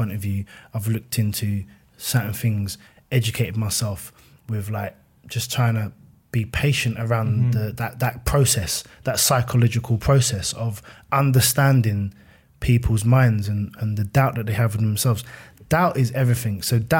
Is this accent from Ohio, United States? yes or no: no; Fort Worth, Texas, United States; I'm a kid from Fort Worth in my head